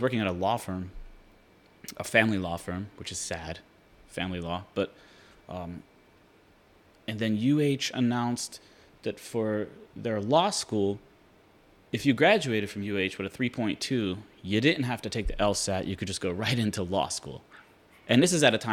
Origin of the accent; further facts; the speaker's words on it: Pittsburgh, Pennsylvania, United States; I grew up in Pittsburgh, Pennsylvania